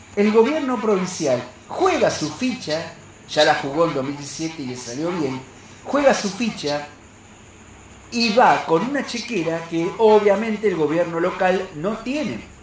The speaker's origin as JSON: {"language": "Spanish", "region": "Santa Fe", "country": "Argentina", "said": "como santafesino"}